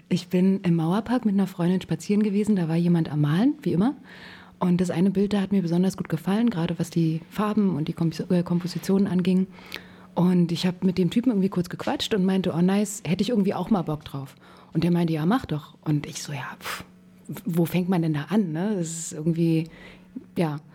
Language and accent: German; Berlin, Germany; aus dem Osten Berlins, aus Lichtenberg tatsächlich